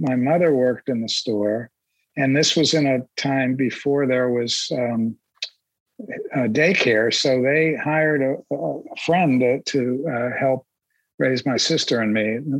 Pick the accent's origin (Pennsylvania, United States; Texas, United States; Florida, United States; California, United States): Pennsylvania, United States; Natrona Heights; moved away; also born or lived in Pittsburgh, Pennsylvania / Colorado Springs, Colorado; I was born in Pittsburgh in Squirrel Hill. And when I was 4 and a half, we moved to a steel mill town 23 miles northeast of Pittsburgh on the Allegheny River called Natrona Heights.